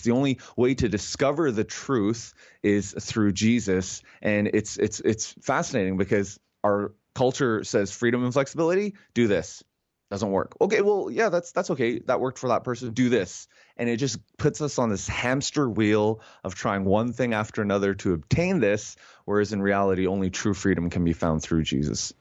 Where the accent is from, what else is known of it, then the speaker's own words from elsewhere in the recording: Canada; as a Canadian